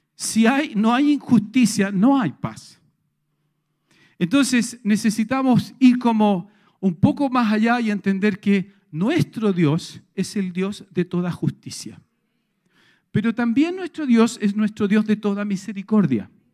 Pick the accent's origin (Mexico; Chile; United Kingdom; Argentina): Chile; todos nosotros como sociedad chilena